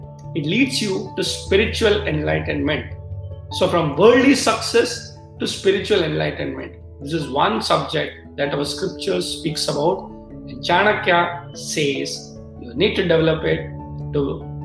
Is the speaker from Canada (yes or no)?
no; Mumbai, Maharashtra, India; I come from Mumbai, you know, that's where in Maharashtra we celebrate in a big way